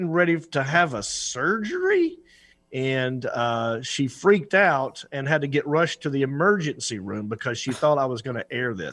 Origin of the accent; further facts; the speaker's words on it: Hickory, North Carolina, United States; my hometown of Hickory